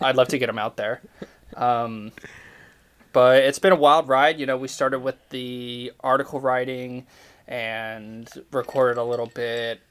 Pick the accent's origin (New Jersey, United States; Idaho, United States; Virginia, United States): Idaho, United States; now in Tallahassee, United States; I think about living back in Idaho